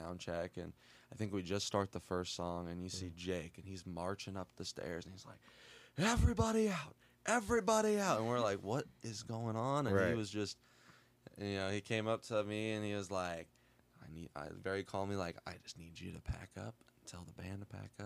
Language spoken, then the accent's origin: English; Catlin, Illinois, United States; Born and raised in Catlin, Illinois